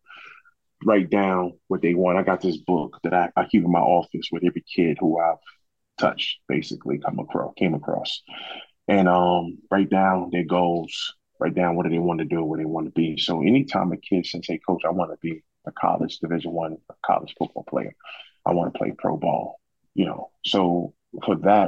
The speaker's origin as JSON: {"language": "English", "country": "United States", "tie": "born or raised there", "moved": "yes", "lives_now": "Georgia, United States", "said": "going back to my hometown"}